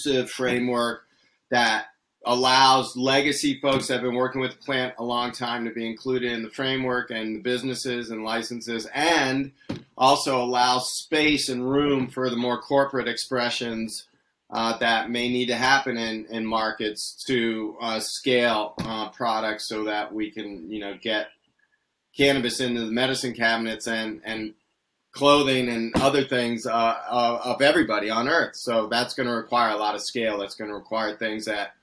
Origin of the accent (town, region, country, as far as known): United States